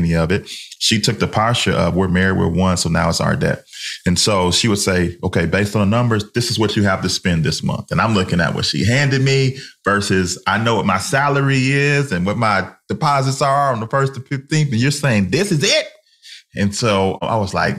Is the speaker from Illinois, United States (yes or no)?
yes; Chicago, Illinois, United States; we're from Chicago in the 90s